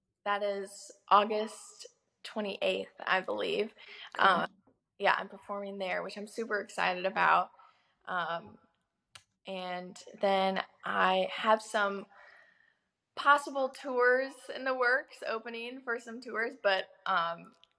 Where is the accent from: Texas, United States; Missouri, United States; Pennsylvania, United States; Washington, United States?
Missouri, United States; also born or lived in Los Angeles, United States; now in Nashville, United States; my hometown in Missouri